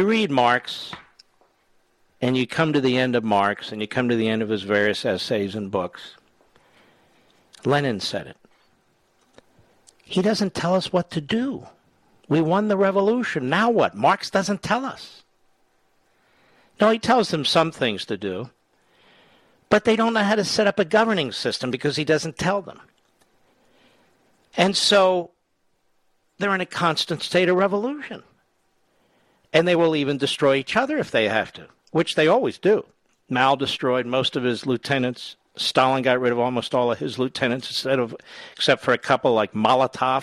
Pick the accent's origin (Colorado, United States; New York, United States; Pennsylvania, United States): Pennsylvania, United States; Philadelphia; Philadelphia, Pennsylvania, the great WPHT. My hometown